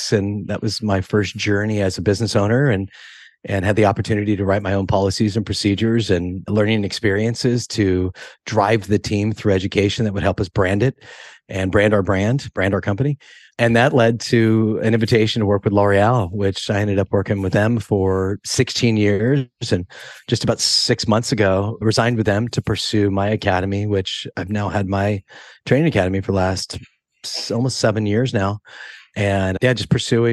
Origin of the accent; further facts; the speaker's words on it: Monterey, California, United States; where I grew up in Monterey, we were on the poor side of the tracks.